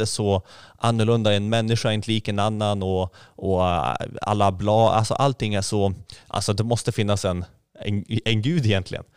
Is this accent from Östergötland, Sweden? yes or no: no; Skellefteå, Västerbotten County, Sweden; moved away as an adult; also born or lived in Egypt / Gothenburg; now in Hönö, Sweden; Jag kom från Skellefteå ursprungligen